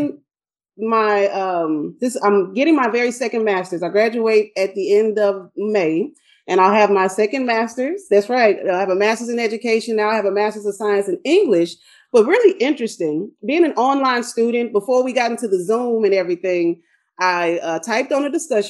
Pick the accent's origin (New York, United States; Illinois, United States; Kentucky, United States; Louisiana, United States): Louisiana, United States; Shreveport; moved away as an adult; now in Texas, United States; I grew up in Shreveport, Louisiana